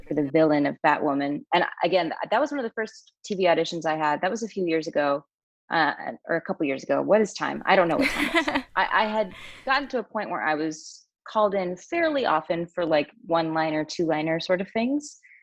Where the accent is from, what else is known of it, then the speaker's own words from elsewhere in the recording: Utah, United States; I grew up in Utah